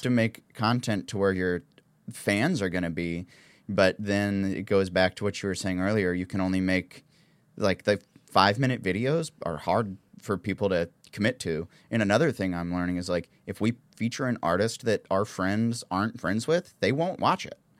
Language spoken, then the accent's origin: English; the South, United States; accent: southern